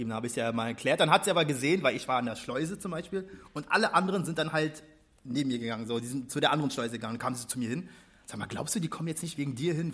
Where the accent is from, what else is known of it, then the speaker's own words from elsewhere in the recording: Berlin, Germany; Ja, ich komme hier aus dem Wedding.